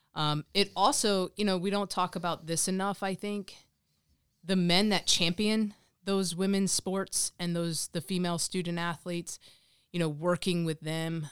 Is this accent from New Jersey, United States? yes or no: yes; Monmouth County, New Jersey, United States; I grew up in Monmouth County. I went to high school, um, at Raritan High School